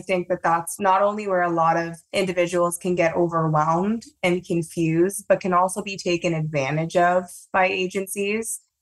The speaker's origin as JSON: {"language": "English", "town": "Toronto", "region": "Ontario", "country": "Canada", "said": "I don't have an accent, but I'm from Toronto, Canada"}